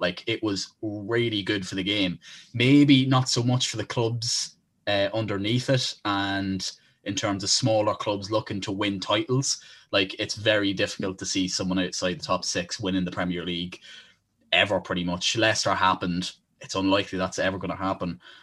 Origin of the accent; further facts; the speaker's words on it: Ireland; We are from Ireland